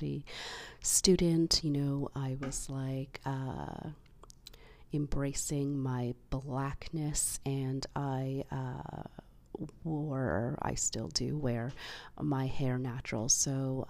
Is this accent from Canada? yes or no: yes; Canada; because I am Canadian born